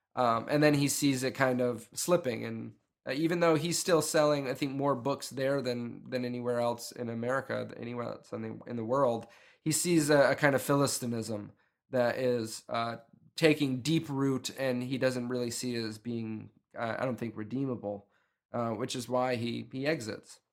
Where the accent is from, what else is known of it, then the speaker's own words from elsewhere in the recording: upstate New York, United States; moved away; I grew up in New York, but I didn't grow up in New York City. I grew up in upstate New York.